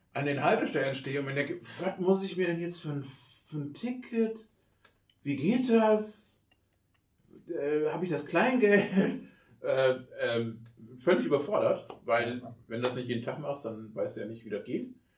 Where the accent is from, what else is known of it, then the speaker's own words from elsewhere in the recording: Oberbergisches Land, North Rhine-Westphalia, Germany; in meiner Heimatstadt könnte man auf den anderen Berg, zum Hackenberg rauf